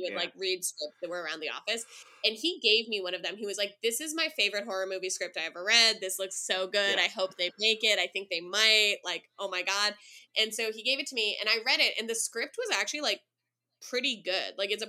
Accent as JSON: {"language": "English", "town": "San Francisco", "region": "California", "country": "United States", "tie": "born or raised there", "said": "growing up in the San Francisco lesbian community"}